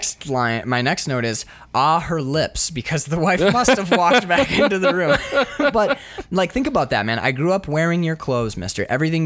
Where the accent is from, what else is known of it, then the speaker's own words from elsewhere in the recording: New York City, New York, United States; which is like, I grew up in Harlem, man.